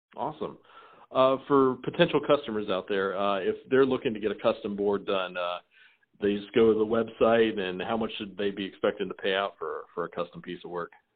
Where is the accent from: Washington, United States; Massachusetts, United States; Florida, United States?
Florida, United States; Tampa; I'm from Tampa